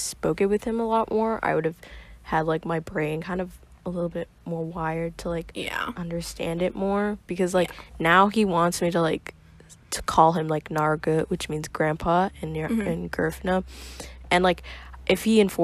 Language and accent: English; New York City, New York, United States; I was born in the Bronx, and chilled here for the first like 5 years of my life. Went to like preschool here